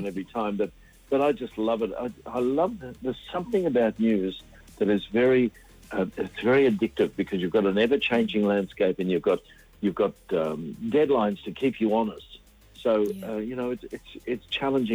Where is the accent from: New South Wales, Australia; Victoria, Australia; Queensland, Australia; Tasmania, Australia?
Queensland, Australia; country; moved away; also born or lived in Brisbane; I came from Queensland and grew up in country Queensland